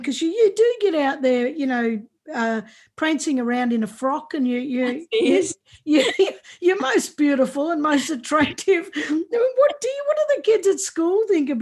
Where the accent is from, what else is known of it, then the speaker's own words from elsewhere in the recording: Warragul, Victoria, Australia; I grew up in country. I grew up in Warrigal. That's exactly where I grew up.